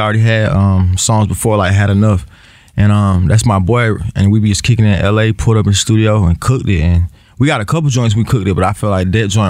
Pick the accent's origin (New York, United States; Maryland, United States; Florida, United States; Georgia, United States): Georgia, United States; north side of Atlanta; I still rep Atlanta, but. I'm from the North.